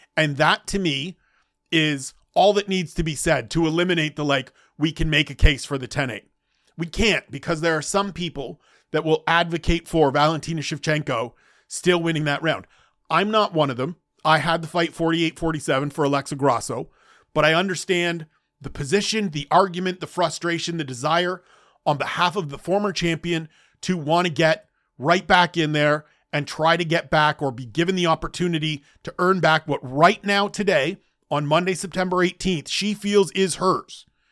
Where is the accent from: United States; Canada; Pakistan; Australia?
Canada; I'm Canadian, first and foremost